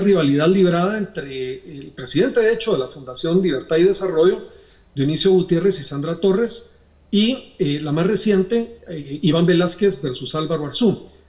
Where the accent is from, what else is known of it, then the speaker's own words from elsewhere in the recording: Guatemala; nosotros aspiramos como guatemaltecos